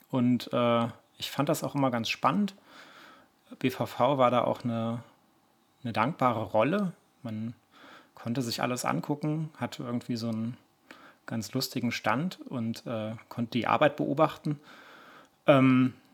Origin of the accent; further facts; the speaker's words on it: Lower Saxony, Germany; Ja, moin. Äh … Ich komme aus Niedersachsen.